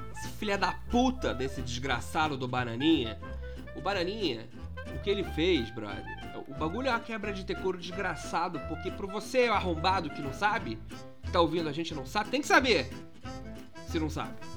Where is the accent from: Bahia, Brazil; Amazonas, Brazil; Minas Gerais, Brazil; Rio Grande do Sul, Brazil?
Minas Gerais, Brazil; eu sou de Minas